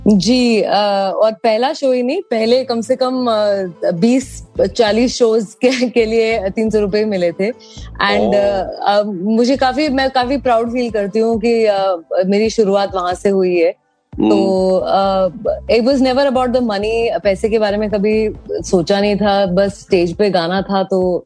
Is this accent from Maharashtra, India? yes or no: yes; Mumbai, Maharashtra, India; मैं मुंबई से हूँ यहीं पे पली बड़ी हूँ